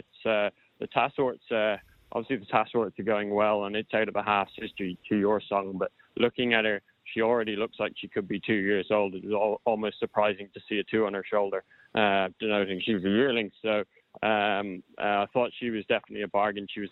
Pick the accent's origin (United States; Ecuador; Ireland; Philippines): Ireland; now in Sydney, Australia; I grew up in Ireland